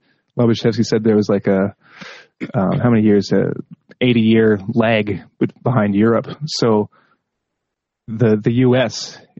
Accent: Canada; Now, I'm Canadian from Canada

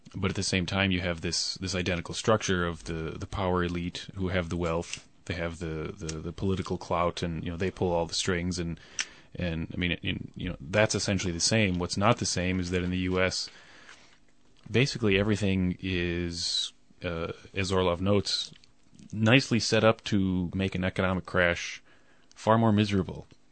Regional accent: United States; moved away; I'm American and I lived there for a good many years

